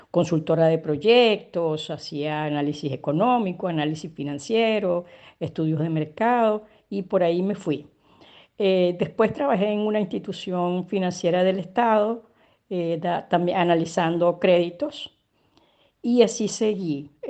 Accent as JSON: {"language": "Spanish", "town": "Caracas", "region": "Capital District", "country": "Venezuela", "tie": "born or raised there", "said": "Nací en Caracas, Venezuela, en la parroquia San Juan. Eh, bueno, en, mi infancia tuve una infancia realmente muy feliz"}